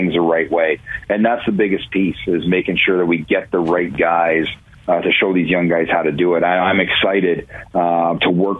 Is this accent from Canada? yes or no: yes; Ontario, Canada; now in Cleveland, United States; growing up in Ontario, I didn't watch the NFL